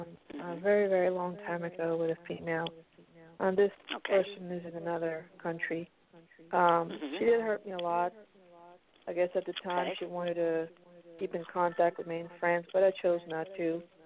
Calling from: New Jersey, United States; I'm calling from New Jersey.

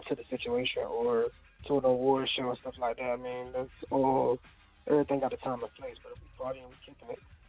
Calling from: Norfolk, Virginia, United States; I'm coming from Norfolk, Virginia.

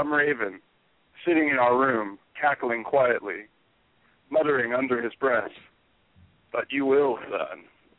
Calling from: Tucson, Arizona, United States; also born or lived in Southern California / San Francisco Bay Area; I'm calling from Tucson, Arizona.

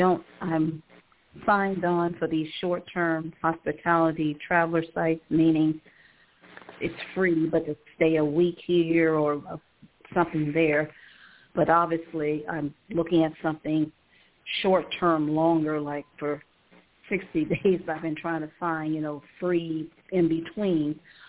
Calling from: Cleveland, Ohio, United States; Calling from Cleveland, Ohio.

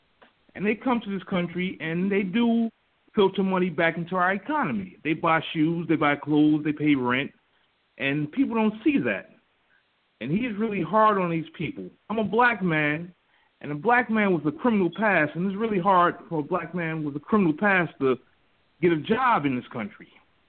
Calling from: New Jersey, United States; I'm calling from New Jersey.

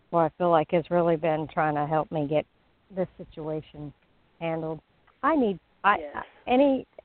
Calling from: Florida, United States; I'm in Flor- I'm in Florida.

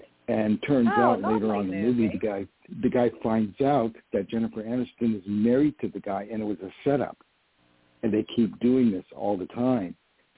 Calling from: Poughkeepsie, New York, United States; I'm calling from New York.

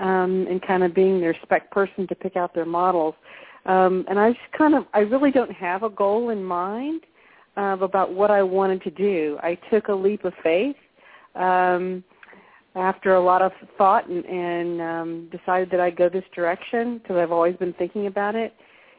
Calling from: Texas, United States; I'm calling from Texas.

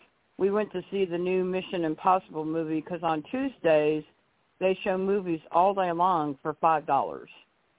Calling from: Arkansas, United States; I'm calling from Arkansas, Icon. I'm not in the building.

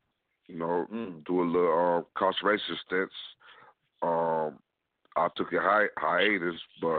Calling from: Lansing, Michigan, United States; I'm calling from Lansing, Michigan

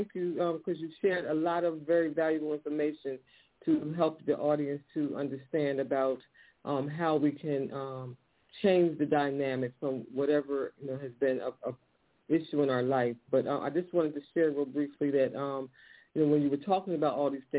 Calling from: Philadelphia, Pennsylvania, United States; I'm calling from Philadelphia.

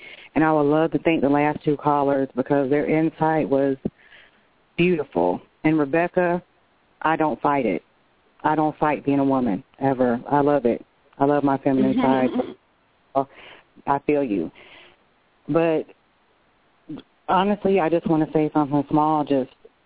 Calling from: Tallahassee, Florida, United States; I'm calling from Florida, Tallahassee

